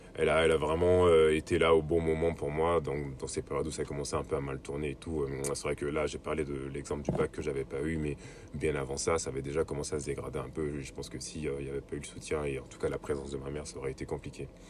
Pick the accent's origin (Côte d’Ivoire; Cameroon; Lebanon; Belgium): Côte d’Ivoire; moved away as an adult; also born or lived in Le Havre, France; now in France; je suis originaire de Côte d'Ivoire. Donc, je suis né en Côte d'Ivoire. J'ai vécu jusqu'à mes 21 ans là-bas